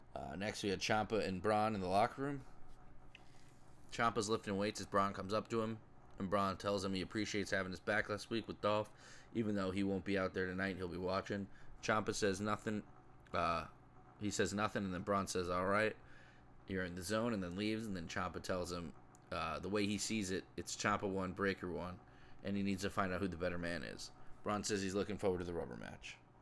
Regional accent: town next to Bridgeport, Connecticut, United States; the town over from my hometown where I grew up my entire life

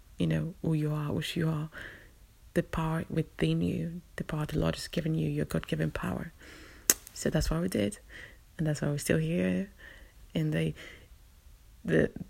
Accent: London, United Kingdom; I'm a Londoner

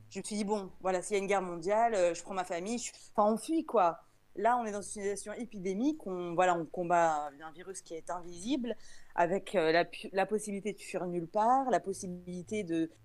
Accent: France; je suis de France

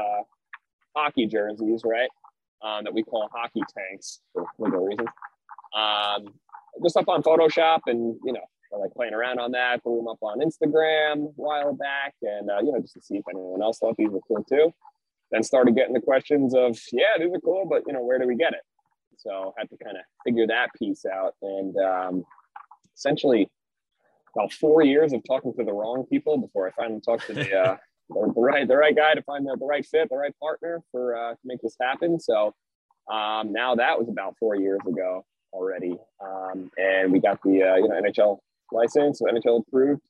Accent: Long Island, New York, United States; I grew up on Long Island, New York

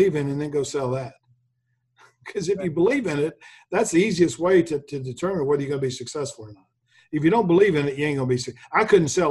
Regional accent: Memphis, Tennessee, United States; I grew up in Memphis

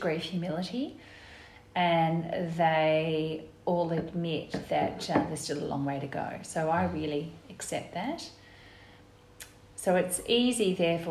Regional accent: Guildford, Western Australia, Australia; I was born and raised in Guildford

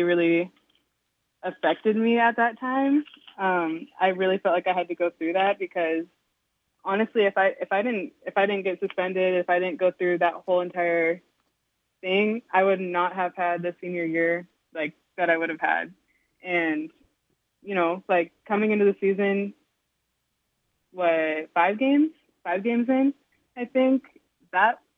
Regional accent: Snohomish County, Washington, United States; also born or lived in Montana; I moved here when I was like 3

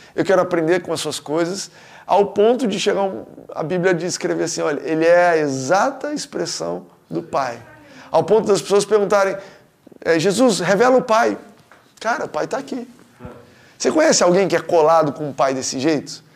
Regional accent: Goiânia, Goiás, Brazil; moved away; eu nasci em Goiânia

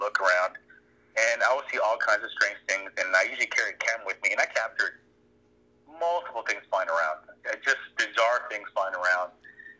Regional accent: Corpus Christi, Texas, United States; moved away as an adult; also born or lived in San Antonio, Texas; I went off to college in San Antonio, Texas. And then as soon as I moved out from Corpus Christi

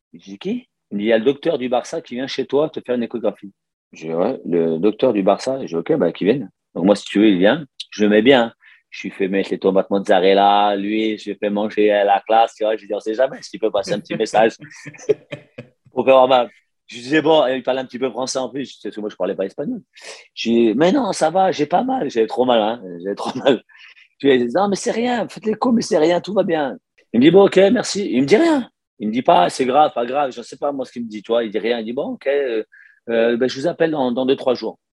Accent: Lyon, Auvergne-Rhône-Alpes, France; moved away as an adult; also born or lived in Barcelona; Je suis né à Lyon

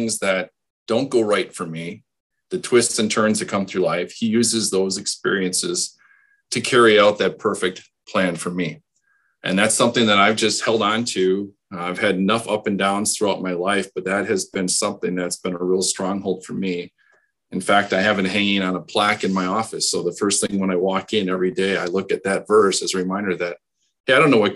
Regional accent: Hustisford, Wisconsin, United States; I grew up in Houstonsford, a small town

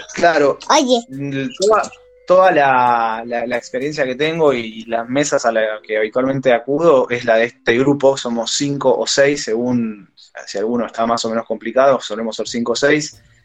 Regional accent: Buenos Aires, Argentina; soy de Cava, de Saavedra para ser exactos

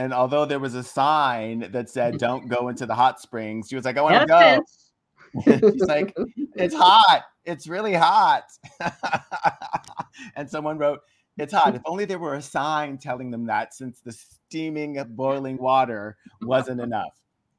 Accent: Philippines; Plus, you know, we grew up in the Philippines and there are certain swear words in Tagalog that contain a certain amount of humor.

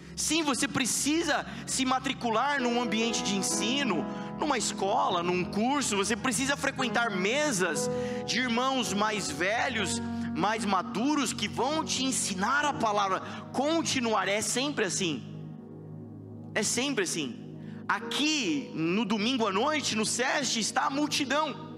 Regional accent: Brazil; Sendo brasileiro

